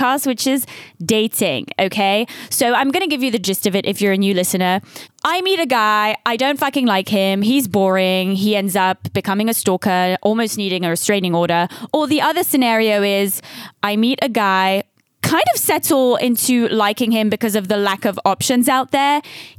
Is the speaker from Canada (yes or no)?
no; Switzerland; first language French; English is a second language; moved away; also born or lived in United Kingdom / Los Angeles, United States; I was born in Switzerland, moved to the UK. I felt more attached to my British roots